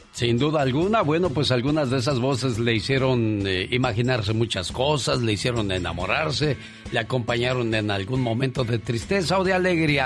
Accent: Morelos, Mexico; moved away; Un día salí de Morelos, pero Morelos nunca salió de mí

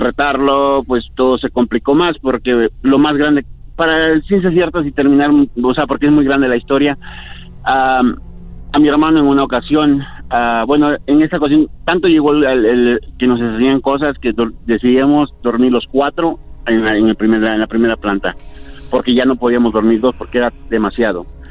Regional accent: Veracruz, Mexico; yo soy del estado de Veracruz, México

